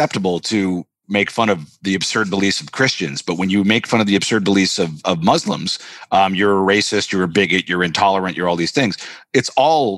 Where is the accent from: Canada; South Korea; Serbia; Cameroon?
Canada; moved away as an adult; now in Los Angeles, United States; I'm Canadian